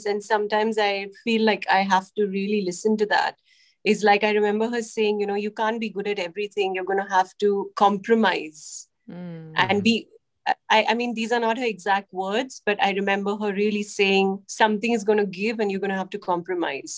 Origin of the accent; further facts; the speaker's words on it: India; I'm Indian